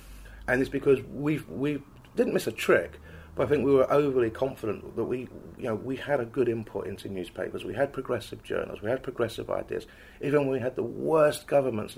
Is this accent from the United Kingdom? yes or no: yes; England, United Kingdom; I'm from England